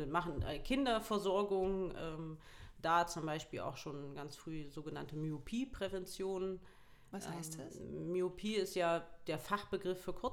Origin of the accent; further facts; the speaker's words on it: Harz, Germany; Also egal, ich habe auch bin zwölfmal umgezogen, das heißt ganz ursprünglich komme ich eigentlich aus dem Harz.